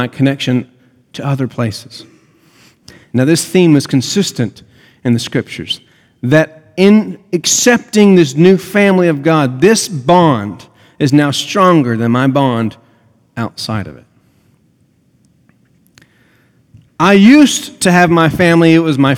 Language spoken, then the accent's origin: English; United States; I'm an American.